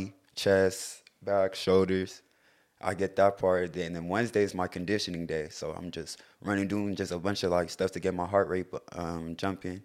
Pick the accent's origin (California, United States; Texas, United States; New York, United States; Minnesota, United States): California, United States; Lakewood; I'm from Lakewood, California